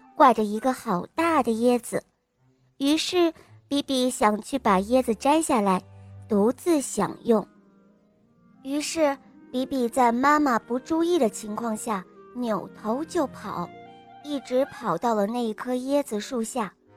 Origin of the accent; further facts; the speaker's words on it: Dalian, Liaoning, China; 今年我四岁了，我来自大连